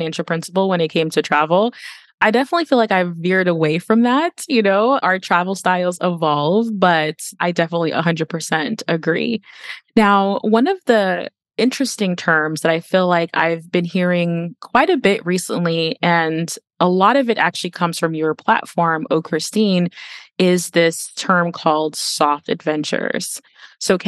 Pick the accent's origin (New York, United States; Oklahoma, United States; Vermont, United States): New York, United States; New York City; I'm also from the Bronx, not the South Bronx, but I am from the Bronx